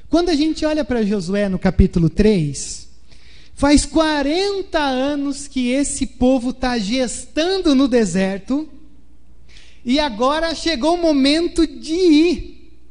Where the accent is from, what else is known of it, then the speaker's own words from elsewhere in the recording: Porto Alegre, Rio Grande do Sul, Brazil; also born or lived in Pedrinhas; quando a gente mudou de Porto Alegre para Pedrinhas, foi uma chavinha que virou e aí num novo começo, né, numa nova oportunidade de vida.